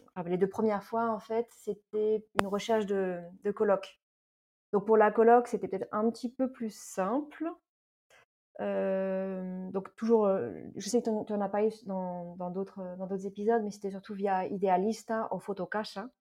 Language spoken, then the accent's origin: French; Paris region, Île-de-France, France; moved away as an adult; also born or lived in Toulouse, France; now in Madrid, Spain; je suis née, j'ai grandi en région parisienne, donc je viens de l'Est parisien et je suis franco-espagnole